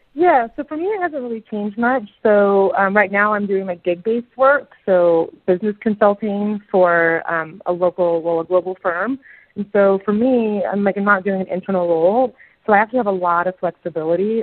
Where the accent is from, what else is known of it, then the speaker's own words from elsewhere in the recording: Seattle, Washington, United States; moved away as an adult; So I'm from Seattle, Washington, and you know the United States. I haven't been back to Seattle in 18 months since I moved before the pandemic